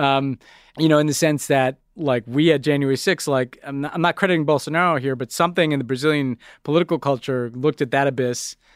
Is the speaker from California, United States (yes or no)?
no; New York, United States; as a New Yorker